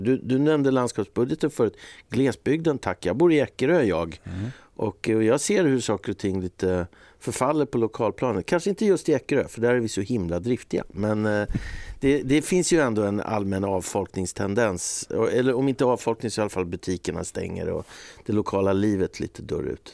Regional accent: Eckerö, Åland Islands; När jag var liten i, i Björnhuvud då, i Eckerö så vi hade liksom varenda gård hade två, tre kor

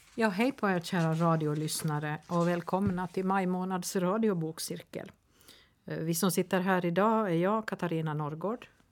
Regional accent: Nykarleby, Ostrobothnia, Finland; Nykarleby, ursäkta. Men eh, min hemstad

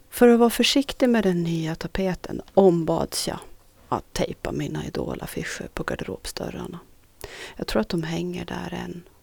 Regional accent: Norra Sund, Sweden; Någonting man under min uppväxt i Norra Sund inte kunde livnära sig på.

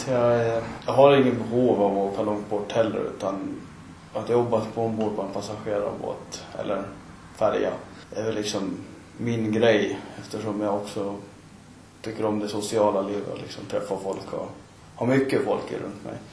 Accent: Åland Islands; now in Jomala, Åland; från Jomala, 27 år, ursprungligen kommer från Jurmo, Brända.

